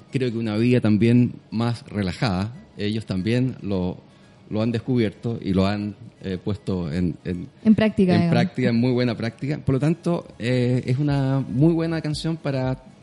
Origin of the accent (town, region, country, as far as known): southern Chile, Chile; born or raised there